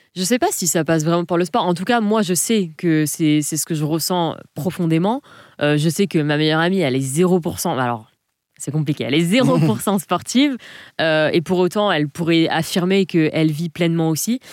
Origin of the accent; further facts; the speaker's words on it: Provence-Alpes-Côte d'Azur, France; moved away as an adult; also born or lived in Southern Alps; je suis originaire de la Côte d'Azur, enfant de la Méditerranée. J'ai toute ma famille sur la Côte d'Azur